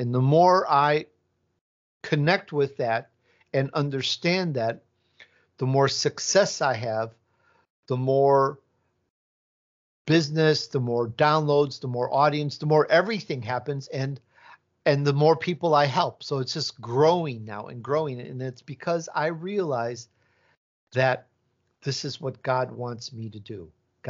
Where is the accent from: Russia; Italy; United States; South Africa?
Italy; born there; Maybe there's a little Italian in there because my roots are Italian. I was born in Italy